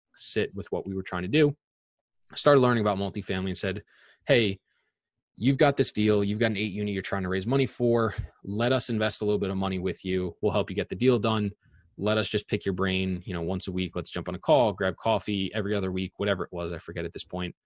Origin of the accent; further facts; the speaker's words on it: Long Island, New York, United States; I'm born and raised in Long Island.